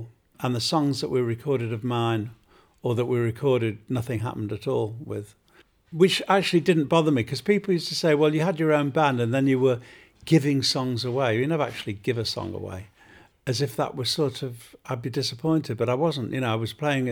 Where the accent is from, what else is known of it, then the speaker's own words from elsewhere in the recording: Manchester, North West England, United Kingdom; growing up in North Manchester